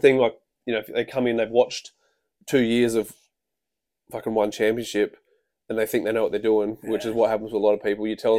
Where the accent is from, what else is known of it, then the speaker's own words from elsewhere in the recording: Queensland, Australia; I'm from Queensland, sorry to hear, and I'm struggling to find fights.